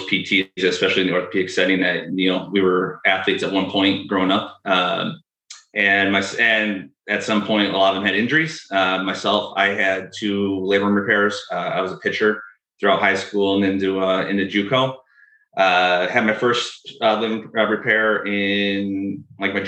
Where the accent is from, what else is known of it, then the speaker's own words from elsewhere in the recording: Western New York, United States; moved away as an adult; now in Seattle, United States; I grew up in Western New York, moved out to Seattle after I graduated